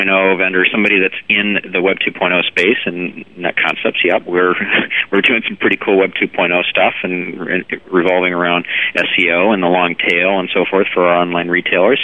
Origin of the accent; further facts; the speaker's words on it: Ohio, United States; moved away; I'm a Midwesterner, so yes, I grew up in Ohio